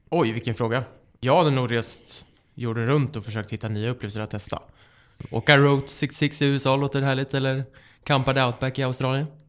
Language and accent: Swedish; Västervik, Kalmar County, Sweden; accent: Småland dialect; now in Stockholm, Sweden; Jag är en glad smålänning, uppvuxen i Västervik. Och det hör ni säkert på min underbara dialekt